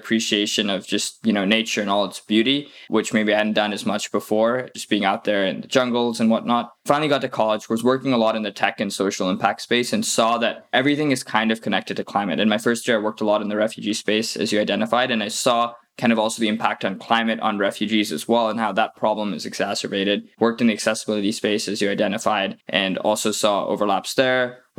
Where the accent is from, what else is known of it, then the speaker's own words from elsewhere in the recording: Singapore; Also being from Singapore, that's my home country and where I'm originally from. And then I moved around a bit.